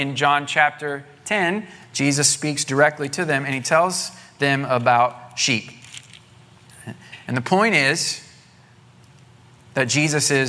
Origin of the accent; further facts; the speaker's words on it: Southwest Missouri, United States; moved away; the church I grew up in Southwest Missouri